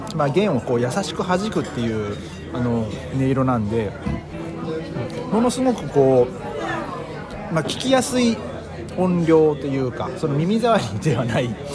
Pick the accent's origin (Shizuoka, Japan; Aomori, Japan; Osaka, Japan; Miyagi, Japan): Aomori, Japan; Hachinohe; 僕のね生まれ故郷の八戸は、えーまあ、その太太平洋に面してるんですけども